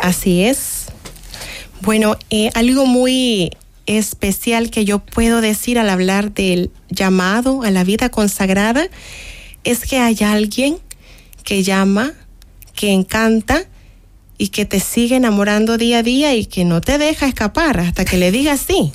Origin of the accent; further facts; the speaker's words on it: Nicaragua; now in El Salvador; en mi país, de hecho, en Nicaragua